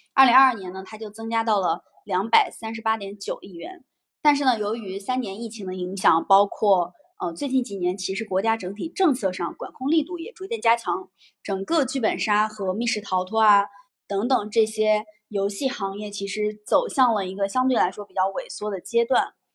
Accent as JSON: {"language": "Chinese", "region": "northern China", "country": "China", "said": "明显我是一个北方人"}